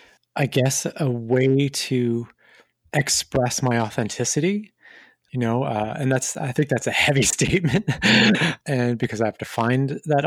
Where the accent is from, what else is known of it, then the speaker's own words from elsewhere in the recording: Montreal, Quebec, Canada; I'm from Montreal, Canada originally, and raised throughout in a couple of different cities in Canada.